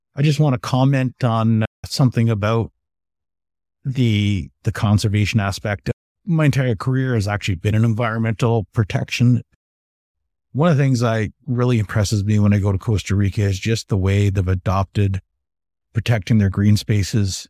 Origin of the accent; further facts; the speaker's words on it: Canada; Being a Canadian